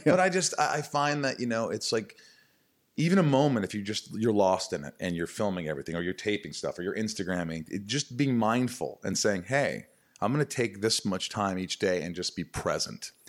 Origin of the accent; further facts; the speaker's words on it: Evansville, Indiana, United States; moved away; also born or lived in Newburgh, Indiana; growing up in Indiana, a small town, sort of Bible Belt